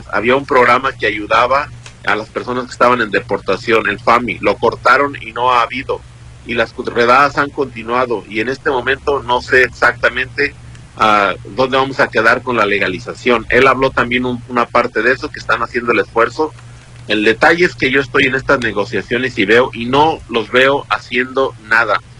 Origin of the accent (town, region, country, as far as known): Mexico; now in United States